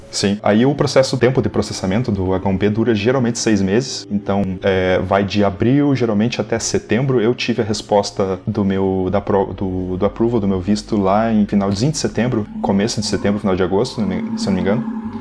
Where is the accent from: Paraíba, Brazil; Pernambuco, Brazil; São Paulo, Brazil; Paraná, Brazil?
Paraná, Brazil; Curitiba; moved away as an adult; now in New York, United States; eu sou natural de Curitiba, vivi aí minha vida inteira até, até esse ano.